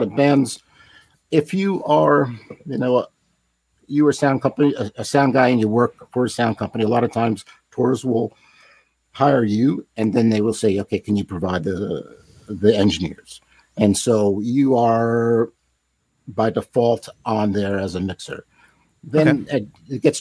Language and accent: English; Long Island, New York, United States; moved away; I grew up in Long Island.